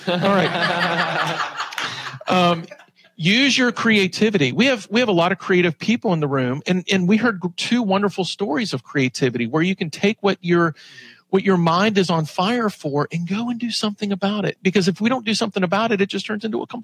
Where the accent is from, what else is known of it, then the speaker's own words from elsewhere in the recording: Southwest Virginia, United States; I'm from Southwest Virginia